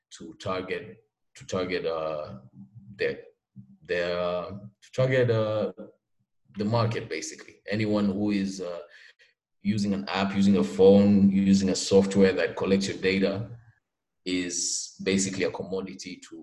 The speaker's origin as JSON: {"language": "English", "town": "Mombasa", "region": "Mombasa County", "country": "Kenya", "said": "I'm from Mombasa, Kenya"}